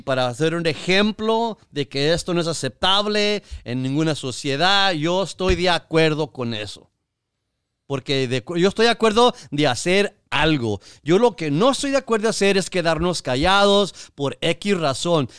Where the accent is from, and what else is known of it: Mexico; now in United States